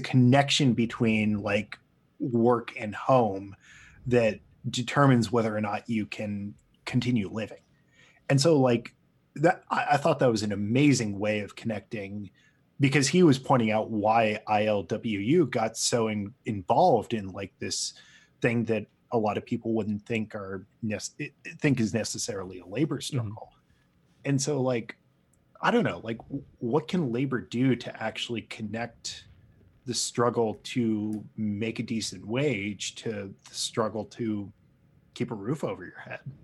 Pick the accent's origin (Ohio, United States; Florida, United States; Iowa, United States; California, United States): California, United States; Los Angeles; I grew up in Los Angeles and I remember my high school basically shut down